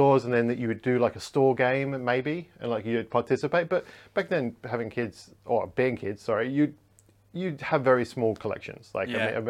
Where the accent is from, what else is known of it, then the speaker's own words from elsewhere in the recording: United Kingdom; being British